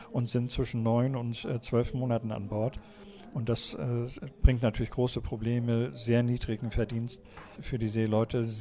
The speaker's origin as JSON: {"language": "German", "town": "Kiel", "region": "Schleswig-Holstein", "country": "Germany", "tie": "born or raised there", "said": "Ich bin Kieler Fischerjung mein Vater war Fischer und wir sind hier in Kiel aufgewachsen und haben natürlich zur maritimen Wirtschaft immer Kontakt gehabt."}